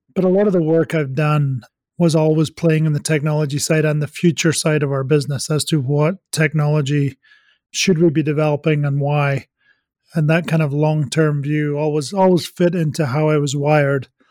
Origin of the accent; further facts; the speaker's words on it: Scotland, United Kingdom; moved away; I am Scottish